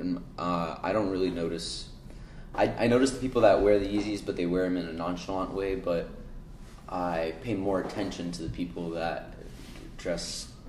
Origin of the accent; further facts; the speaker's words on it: New York City, New York, United States; I'm from Forest Hills, Queens. I'm 17 years old